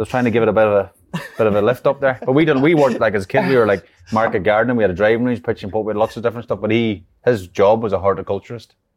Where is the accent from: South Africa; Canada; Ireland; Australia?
Ireland; moved away; growing up in Ireland